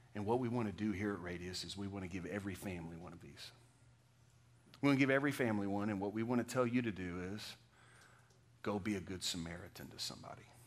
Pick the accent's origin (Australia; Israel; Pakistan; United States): United States; Texas; moved away; What I am is a Texan